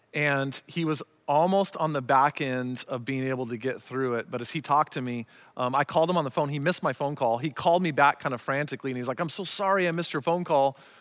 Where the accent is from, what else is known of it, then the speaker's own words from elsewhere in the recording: Arizona, United States; growing up in Arizona